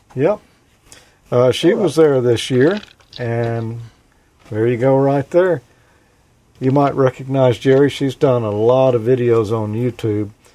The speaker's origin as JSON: {"language": "English", "region": "the South", "country": "United States", "said": "I'm from the South."}